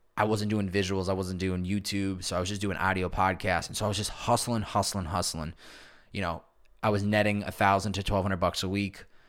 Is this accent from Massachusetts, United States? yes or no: yes; Chicopee, Massachusetts, United States; also born or lived in Boston; living and growing up in Chicopee, Massachusetts, which is an hour and twenty minutes west of Boston